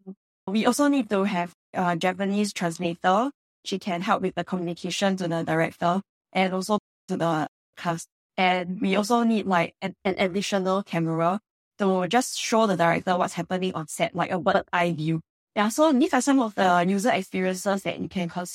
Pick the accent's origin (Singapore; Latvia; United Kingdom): Singapore; we're all Singaporean.